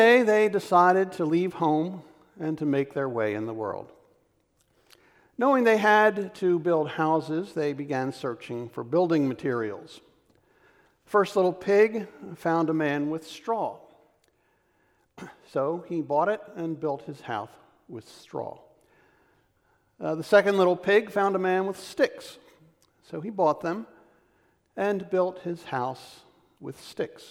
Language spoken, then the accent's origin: English; Philadelphia, Pennsylvania, United States; I was born in 1952 in the Kensington section of Philadelphia